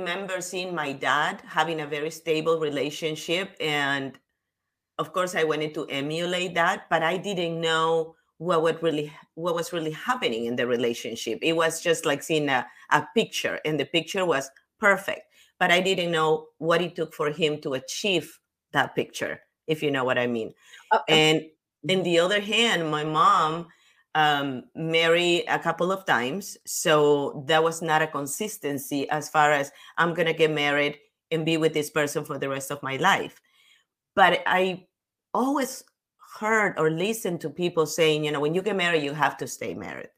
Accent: Peru; moved away; I come from Peru

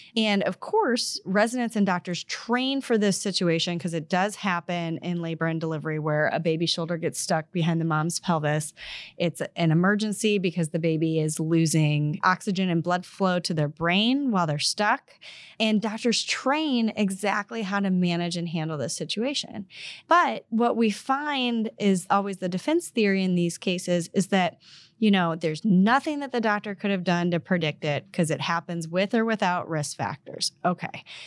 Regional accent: Missouri, United States; I'm from Missouri

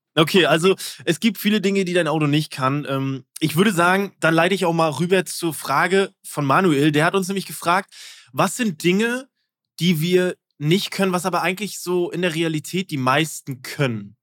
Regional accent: East Germany, Germany; ich bin Ossi

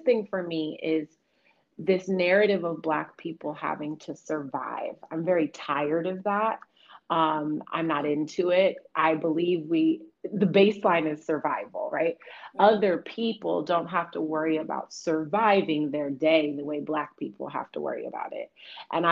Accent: Oakland, California, United States; moved away; I'm born and raised in Oakland

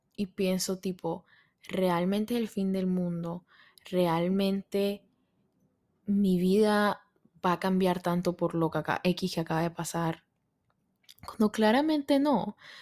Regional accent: Colombia; moved away as an adult; now in New York, United States; soy colombiana, pero vivo en Nueva York hace como cinco años

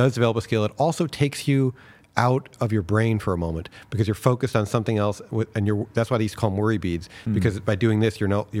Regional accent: New York City, New York, United States; which worked out great because I was raised in New York City, so there everybody talks fast.

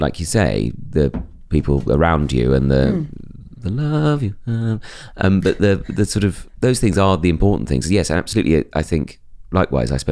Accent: Bromley, London, United Kingdom; embracing that Bromley suburbanness

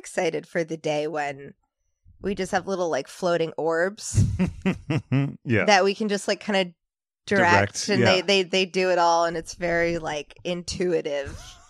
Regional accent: England, United Kingdom; also born or lived in New Jersey / Singapore; So, I was born in New Jersey, but moved all the time when I was a kid. Was in Singapore and England

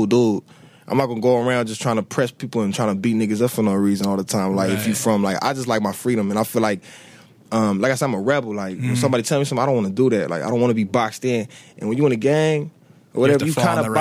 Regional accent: Los Angeles, California, United States; also born or lived in Inglewood, California / Redondo Beach, California; I lived in Englewood till I was six. Six, I moved over to 65th and Western. I've been living there since

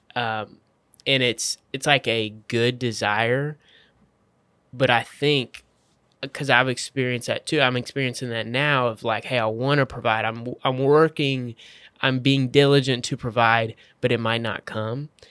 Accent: Waco, Texas, United States; I'm from Waco

